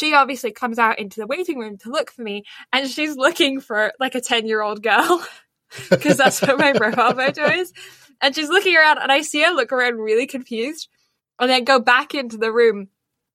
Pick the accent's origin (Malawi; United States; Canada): Canada; Alberta; moved away as an adult; now in Toronto, Canada; I'm back in my hometown